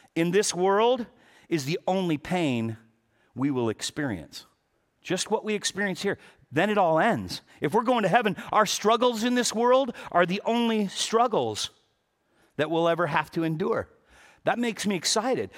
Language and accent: English; Los Angeles, California, United States; I was born and raised in Pacoima